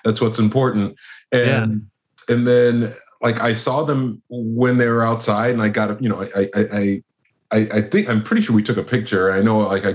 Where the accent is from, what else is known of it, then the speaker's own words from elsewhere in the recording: California, United States; I grew up in California